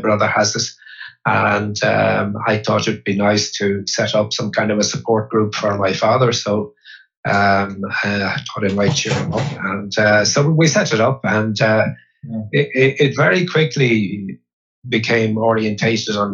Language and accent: English; Dublin, Leinster, Ireland; also born or lived in Monkstown; I was born in Dublin